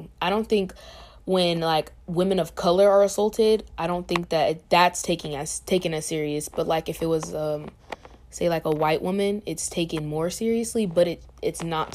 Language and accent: English; Riverside, California, United States; now in Chico, United States; I'm from Riverside, California, and this is my first year at CSU Chico